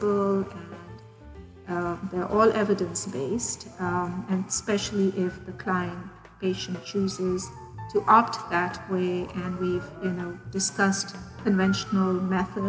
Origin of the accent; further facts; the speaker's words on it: Pakistan; now in Houston, United States; born and raised in Pakistan, now living in Houston, Texas